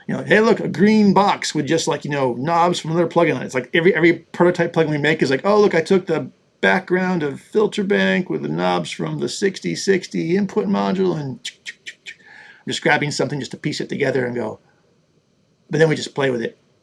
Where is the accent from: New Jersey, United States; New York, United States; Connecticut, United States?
New York, United States; Buffalo; I grew up in Buffalo, New York